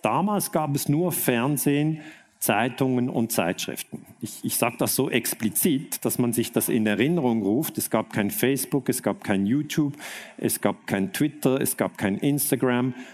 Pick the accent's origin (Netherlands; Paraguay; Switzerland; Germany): Switzerland; ich komme aus der Schweiz